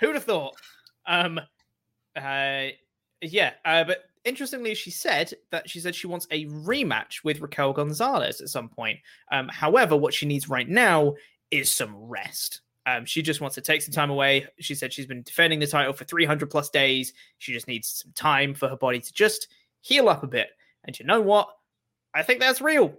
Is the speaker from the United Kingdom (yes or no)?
yes; England, United Kingdom; as an English man